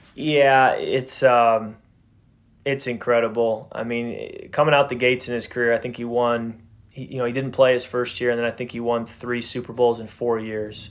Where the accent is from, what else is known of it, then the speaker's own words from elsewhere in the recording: Midwest, United States; I grew up in the Midwest